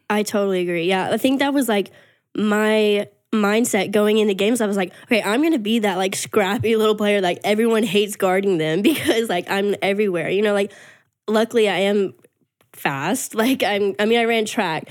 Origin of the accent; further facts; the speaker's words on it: Texas, United States; moved away as an adult; also born or lived in Arkansas; I'm from Texas originally